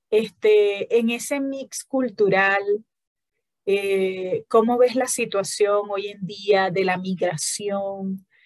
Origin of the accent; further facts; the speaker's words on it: Falcón, Venezuela; Yo también soy del Estado Falcón.